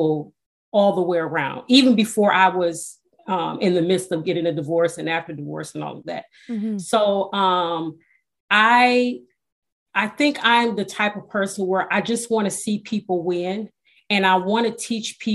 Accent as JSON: {"language": "English", "town": "Detroit", "region": "Michigan", "country": "United States", "tie": "born or raised there", "said": "I was born and raised in Detroit, Michigan"}